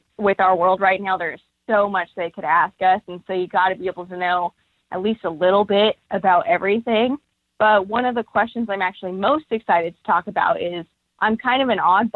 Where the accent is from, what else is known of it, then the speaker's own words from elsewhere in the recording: Oregon City, Oregon, United States; I was born and raised in Oregon